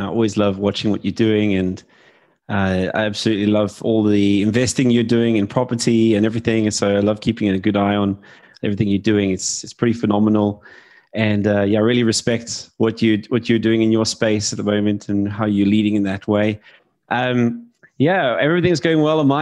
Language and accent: English; South Africa; moved away as an adult; now in United Kingdom; I was born in South Africa.